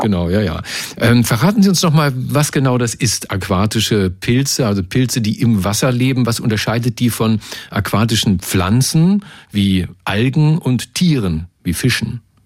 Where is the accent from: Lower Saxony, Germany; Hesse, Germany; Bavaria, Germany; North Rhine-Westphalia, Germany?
Lower Saxony, Germany; now in Berlin, Germany; Aus Niedersachsen, aus meiner, meiner alten Heimat